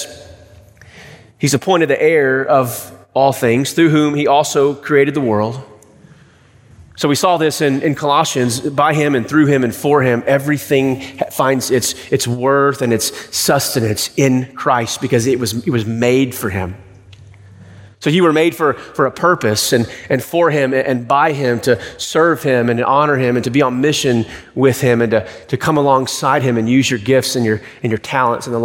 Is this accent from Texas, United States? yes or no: yes; East Texas, United States; growing up in East Texas